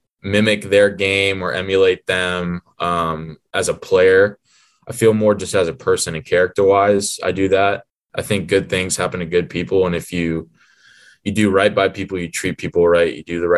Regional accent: Atlanta, Georgia, United States; we're both from Atlanta

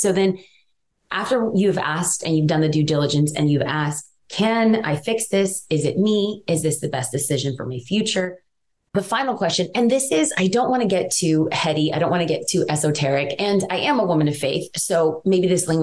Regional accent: Los Angeles, California, United States; I am from East

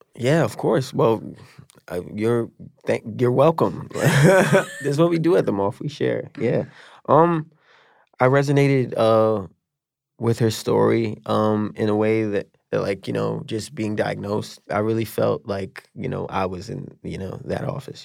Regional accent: New York City, New York, United States; I got into this high school in a different area of New York

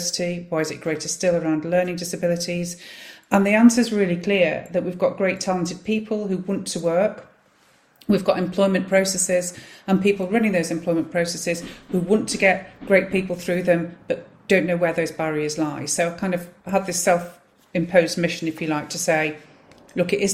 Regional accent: Manchester, North West England, United Kingdom; I'm born and bred in Wythenshawe, South Manchester

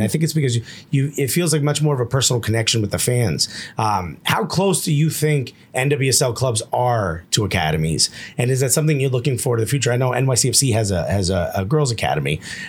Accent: Newark, New Jersey, United States; I grew up in Newark, New Jersey.

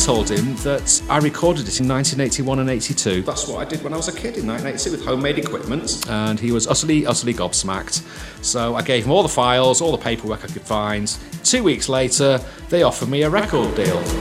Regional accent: Manchester, North West England, United Kingdom; I was born in Didsbury, Manchester. I grew up in the 1970s

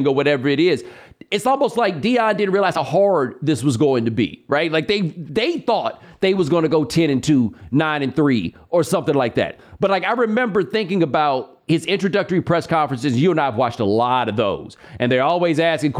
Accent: Houston, Texas, United States; I am from Houston

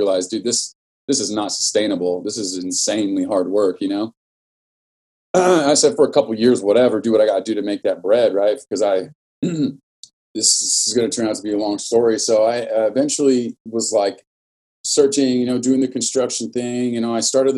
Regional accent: Norwalk, California, United States; I was born and raised in Norwalk, California, single mother

